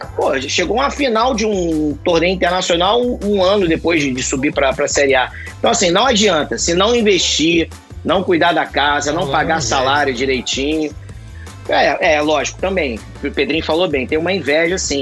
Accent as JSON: {"language": "Portuguese", "region": "Rio de Janeiro", "country": "Brazil", "said": "eu sou carioca. Sou carioca suburbana"}